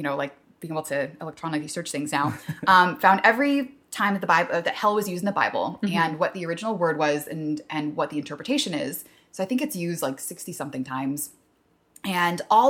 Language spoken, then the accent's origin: English; La Mirada, California, United States; I grew up on the LA Orange County border